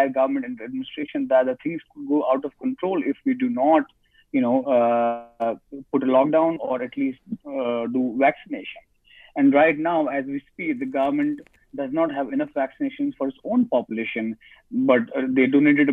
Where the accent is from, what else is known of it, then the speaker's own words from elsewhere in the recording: Jammu and Kashmir, India; I am from Kashmir, and we Kashmiri journalists always speak truth to the power